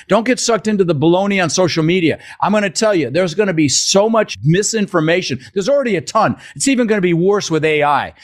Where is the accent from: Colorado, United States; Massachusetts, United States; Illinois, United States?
Colorado, United States; Denver; also born or lived in Netherlands; I was born in the Netherlands, wooden shoes and windmills. Immigrated when I was six years old with my brother Albert, my mother's Vanja. Ended up in Denver, Colorado